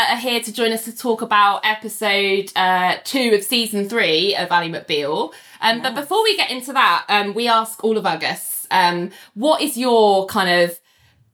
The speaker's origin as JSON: {"language": "English", "country": "United Kingdom", "said": "we're British"}